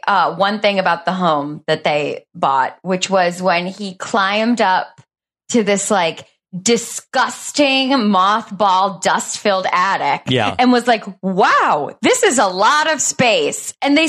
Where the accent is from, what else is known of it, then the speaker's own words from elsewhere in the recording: Michigan, United States; Like I grew up in Michigan, and so like up north living was very common.